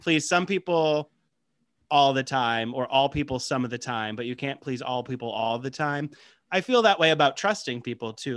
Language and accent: English; Midwest, United States; I grew up in the Midwest.